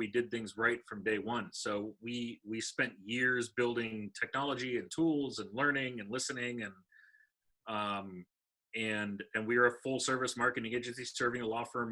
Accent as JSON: {"language": "English", "town": "Los Angeles", "region": "California", "country": "United States", "tie": "born or raised there", "moved": "yes", "lives_now": "North Carolina, United States", "said": "I grew up in Los Angeles."}